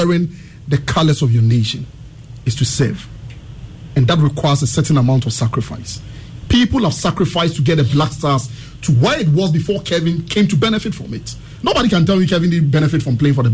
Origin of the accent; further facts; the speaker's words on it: Ghana; as a Ghanaian